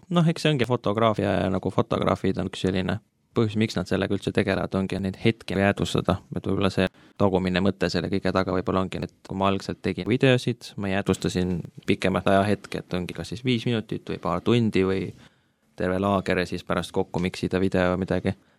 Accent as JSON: {"language": "Estonian", "town": "Tartu", "region": "Tartu County", "country": "Estonia", "moved": "as an adult", "lives_now": "Tallinn, Estonia", "said": "pärit Tartust, nüüd elan Tallinnas juba viimased viis-kuus aastat"}